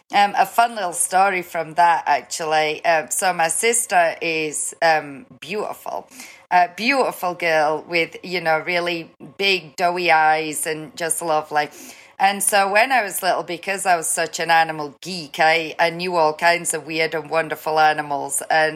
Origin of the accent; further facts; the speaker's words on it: Newcastle, North East England, United Kingdom; Newcastle, which is just south of the border of Scotland. So most people, if they take a stabbing guess at my accent, will ask me if I'm Scottish.